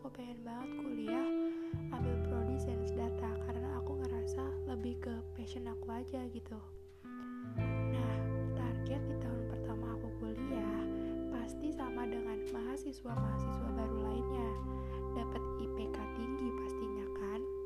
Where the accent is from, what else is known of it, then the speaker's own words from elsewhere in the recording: Metro, Lampung, Indonesia; Aku berasal dari Metro Lampung